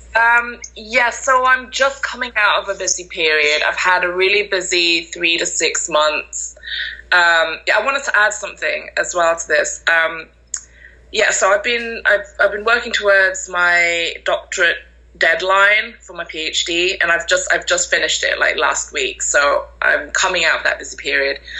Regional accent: Malaysia; now in York, United Kingdom; I'm originally from Malaysia.

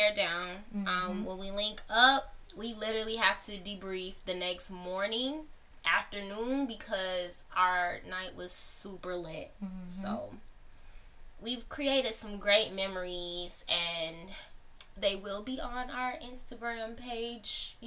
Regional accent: Chicago, Illinois, United States; also born or lived in Ohio; I was born in Ohio and then moved to Chicago, the Chicagoland area when I was two

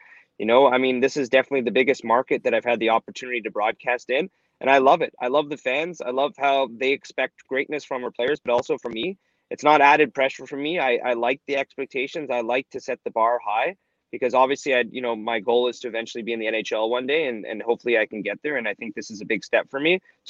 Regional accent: Ottawa, Ontario, Canada; moved away as an adult; also born or lived in Toronto / Lansing, Michigan / Powell River, British Columbia; now in Regina, Canada; I lived, obviously, grew up, born and raised in Ottawa, you know, lived in Toronto, lived in Lansing, Michigan, and I lived in Powell River, British Columbia.

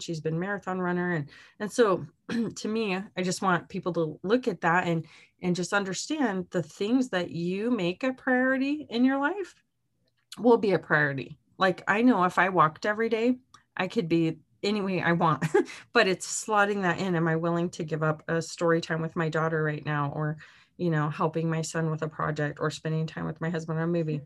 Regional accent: Arizona, United States; moved away; my hometown in Arizona

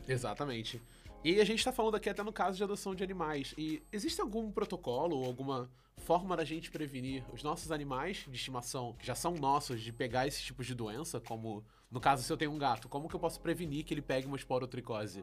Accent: Rio de Janeiro, Brazil; eu sou do Rio

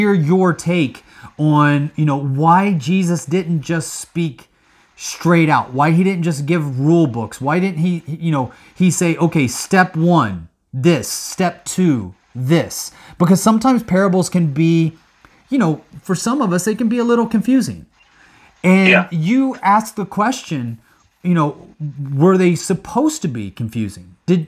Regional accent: Midwest, United States; moved away; also born or lived in Hong Kong; I grew up in the Midwest in a farming area

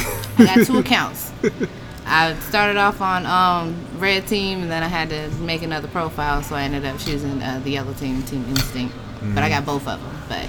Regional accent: Houston, Texas, United States; born there; also born or lived in Georgia, United States; I was born in Houston, Texas.

